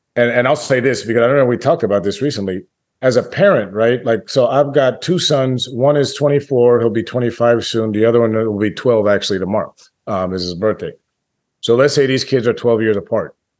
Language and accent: English; Washington, District of Columbia, United States; when I grew up, growing up in Washington, D C